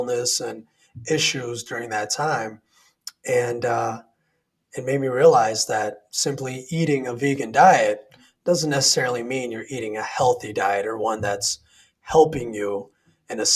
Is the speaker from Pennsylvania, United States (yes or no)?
no; Sioux Falls, South Dakota, United States; I grew up in South Dakota, a small city by the name of Sioux Falls.